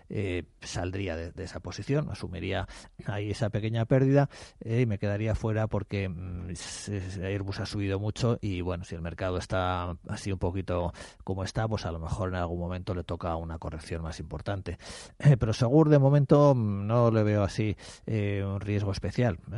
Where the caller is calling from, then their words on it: Madrid, Community of Madrid, Spain; Buenos días